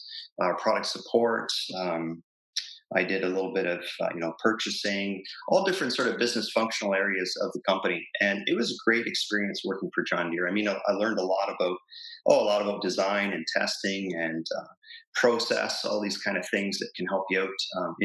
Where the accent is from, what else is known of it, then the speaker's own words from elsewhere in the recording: Plattsville, Ontario, Canada; also born or lived in New Hamburg; I grew up in a little town called Plattsville, which is a small little agricultural town just outside of Kitchener-Waterloo